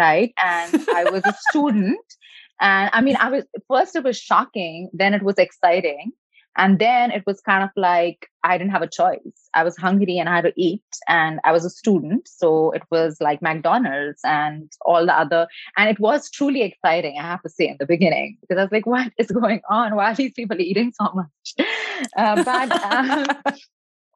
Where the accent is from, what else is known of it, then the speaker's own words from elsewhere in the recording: India; moved away as an adult; now in California, United States; I was born in India, so a country where education and success and doing more and resting less is definitely like a badge of honor.